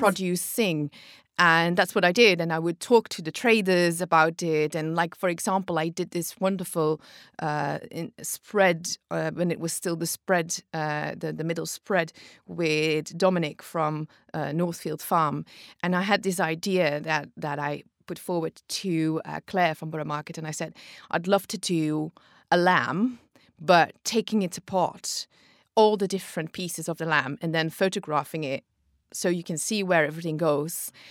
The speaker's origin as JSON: {"language": "English", "country": "Belgium"}